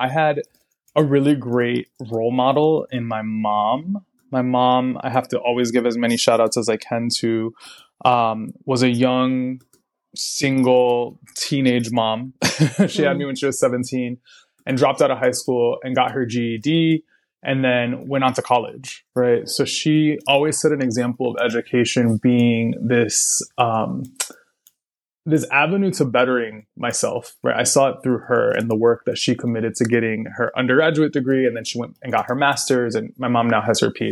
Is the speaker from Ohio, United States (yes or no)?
no; Massachusetts, United States; also born or lived in San Francisco Bay Area, California / Puerto Rico (family); now in Chicago, United States; I'm from Massachusetts originally.